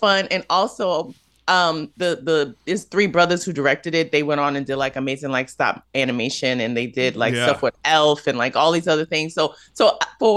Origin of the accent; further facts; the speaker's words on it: New York City, New York, United States; moved away as an adult; now in Los Angeles, United States; I'm from New York. This is my first time ever living outside of New York City. I've been, I'm a true and through New Yorker